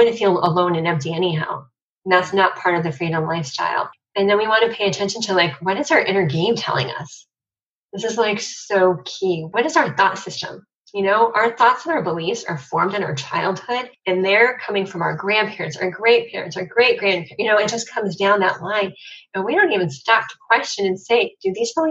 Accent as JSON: {"language": "English", "town": "Cleveland", "region": "Ohio", "country": "United States", "said": "I'm from Cleveland"}